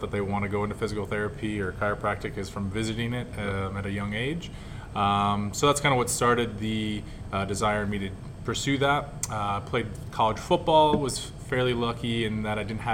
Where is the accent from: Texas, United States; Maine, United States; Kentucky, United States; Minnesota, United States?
Minnesota, United States; moved away; I'm originally from Minnesota